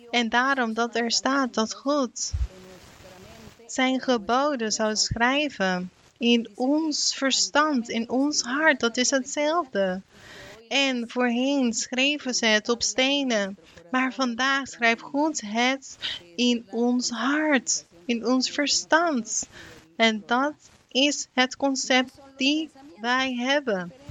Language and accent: Dutch; Ecuador; Ik kom uit Ecuador. En ik hoop op een dag dat wij daar ook een regering zullen hebben